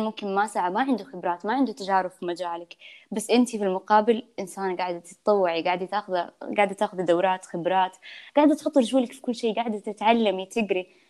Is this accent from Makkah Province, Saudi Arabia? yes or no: no; Yanbu, Medina Province, Saudi Arabia; born or raised there; moved away as an adult; now in Jeddah, Saudi Arabia